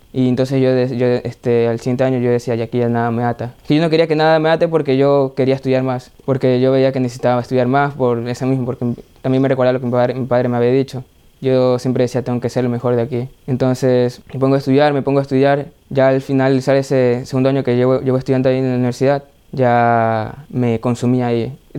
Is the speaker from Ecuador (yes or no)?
yes; Ecuador; Soy de Ecuador